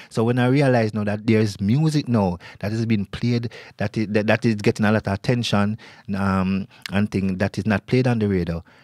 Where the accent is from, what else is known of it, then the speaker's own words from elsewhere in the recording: Kingston, Jamaica; moved away as an adult; now in New York, United States; I grew up in Kingston, Jamaica